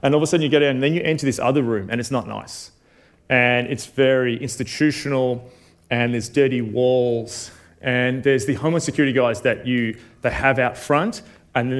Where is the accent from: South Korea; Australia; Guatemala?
Australia; as an Australian